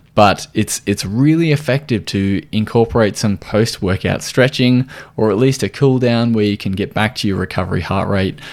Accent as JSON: {"language": "English", "country": "Australia"}